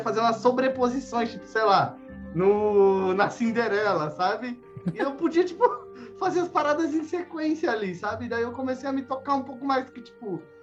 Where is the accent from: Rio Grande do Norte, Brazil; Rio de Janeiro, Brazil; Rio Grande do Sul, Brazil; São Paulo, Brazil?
São Paulo, Brazil; moved away as an adult; also born or lived in Mauá; now in Curitiba, Brazil; eu sou de São Paulo, tava tá, eu nasci em São Paulo